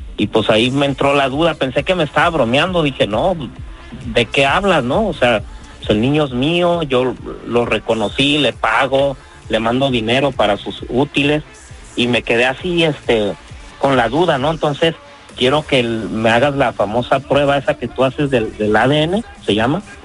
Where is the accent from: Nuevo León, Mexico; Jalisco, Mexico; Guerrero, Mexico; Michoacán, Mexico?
Michoacán, Mexico; Pajacuaran; now in United States; yo soy de Michoacán, un pueblo que se llama Pajacuará